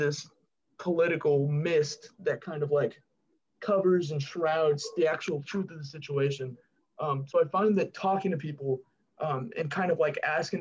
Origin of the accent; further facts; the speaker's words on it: California, United States; moved away as an adult; now in Memphis, United States; my home state's California